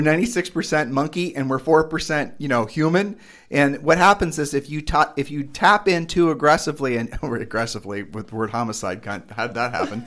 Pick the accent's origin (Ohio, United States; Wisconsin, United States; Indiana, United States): Ohio, United States; we're from Ohio